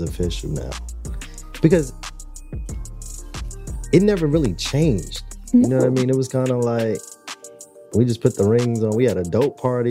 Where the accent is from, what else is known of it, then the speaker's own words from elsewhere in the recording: New York, United States; moved away as an adult; now in Atlanta, United States; I'm from New York. They think everybody from New York is a slick talker.